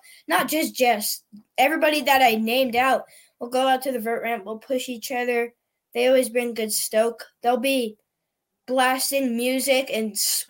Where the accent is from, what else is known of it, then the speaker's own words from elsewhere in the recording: Costa Rica; So I was born in Costa Rica, and we went down to Telluride in Colorado